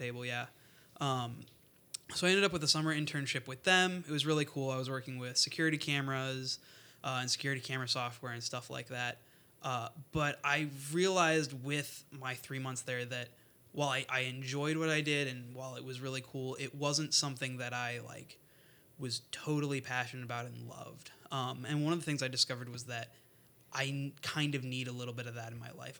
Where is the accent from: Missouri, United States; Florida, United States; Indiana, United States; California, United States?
Indiana, United States; Northwest; I'm originally from Northwest Indiana